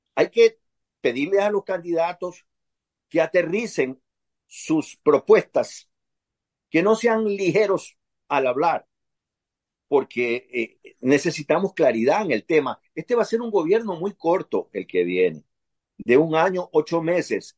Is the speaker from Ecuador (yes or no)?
yes; Ecuador; como concripto ecuatoriano